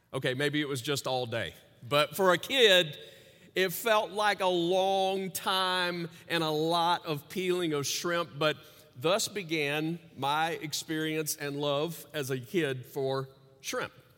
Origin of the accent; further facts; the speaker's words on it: Louisiana, United States; As a kid growing up in Louisiana